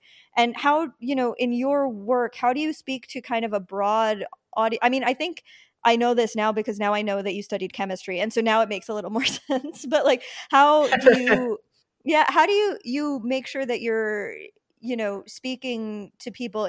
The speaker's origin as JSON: {"language": "English", "area": "Long Island", "region": "New York", "country": "United States", "tie": "born or raised there", "said": "I mean, I grew up in New York, so I was always in New York, but because I'm from Long Island"}